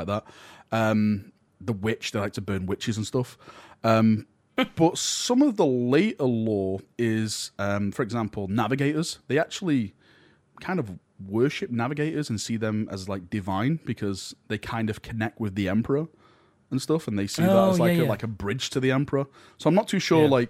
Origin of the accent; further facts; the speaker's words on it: the north of England, United Kingdom; I'm from the Northern England. This is how we speak.